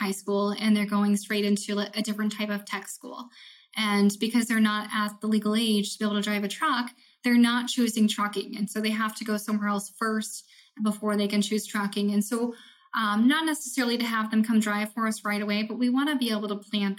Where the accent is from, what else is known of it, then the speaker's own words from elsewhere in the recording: Iowa, United States; I'm from Iowa